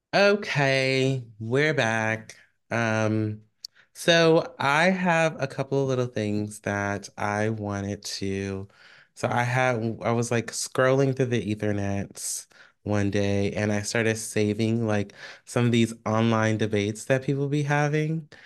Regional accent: Bay Area, California, United States; I am from the Bay Area.

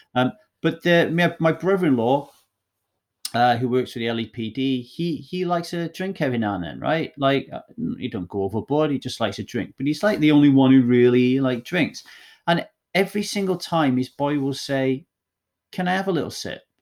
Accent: Ogmore Vale, Wales, United Kingdom; also born or lived in Manchester, England; I grew up in a little valley called Ogmore Vale

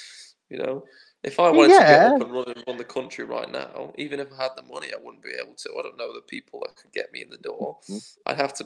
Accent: United Kingdom; as the British

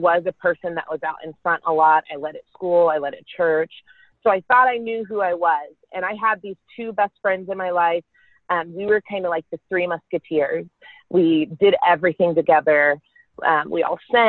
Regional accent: Carrollton, Texas, United States; I grew up in Carrollton, Texas with my sister and my parents.

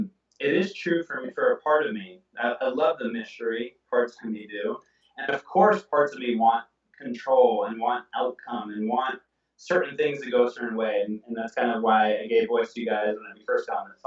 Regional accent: Oakland, California, United States; also born or lived in Atlanta; I'm from Oakland

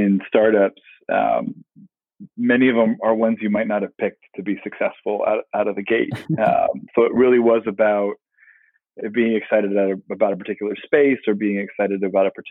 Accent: Palo Alto, California, United States; growing up in a little town called Palo Alto

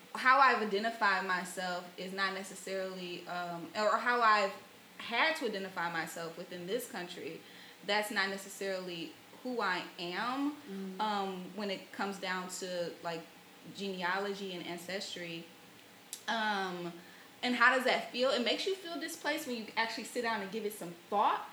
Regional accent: Flint, Michigan, United States; I grew up in Flint, Flint, mm-hmm. Michigan

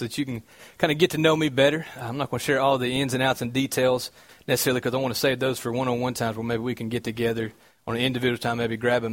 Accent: Cartersville, Georgia, United States; accent: southern twang; moved away; I'm from Cartersville, Georgia. Okay, that's what this weird noise that comes with my voice is. That's called a southern twang

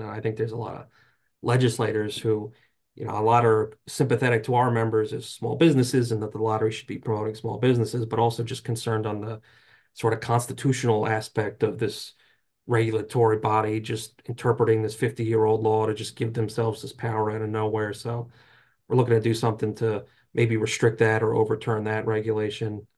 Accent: New Jersey, United States; I grew up in North Jersey

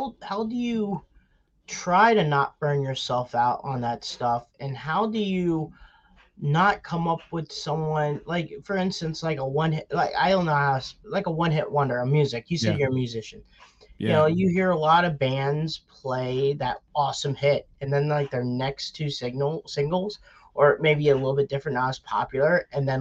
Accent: Wellsburg, West Virginia, United States; I'm from Wellsburg, West Virginia, which is about 45 minutes outside of Pittsburgh

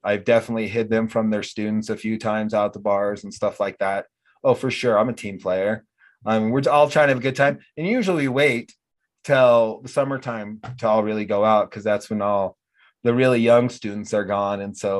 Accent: United States; accent: American; all the Australian girls loved my American accent.

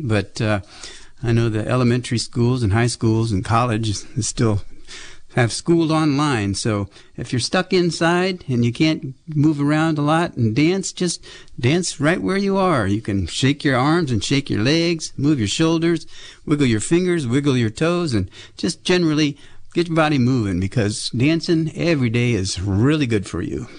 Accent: Berkeley, California, United States; growing up in West Berkeley

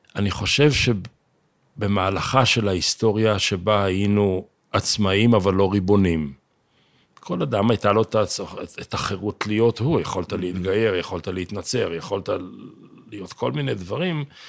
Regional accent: Jerusalem, Jerusalem District, Israel; אנחנו ירושלמים

